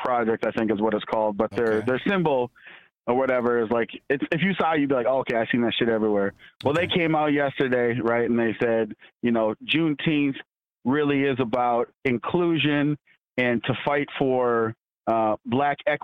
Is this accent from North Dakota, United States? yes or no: yes; North Dakota, United States; moved away; I'm from North Dakota. And my dad's from Africa